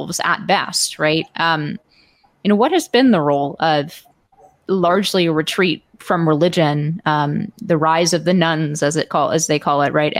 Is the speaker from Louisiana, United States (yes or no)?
no; Palo Alto, California, United States; in my hometown of Palo Alto